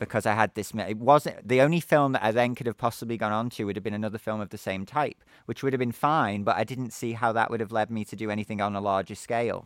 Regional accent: Liverpool, North West England, United Kingdom; moved away as an adult; also born or lived in Naples, Italy; my hometown of Liverpool in England

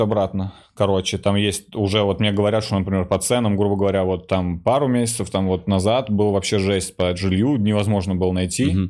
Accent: Russia; я вот русский

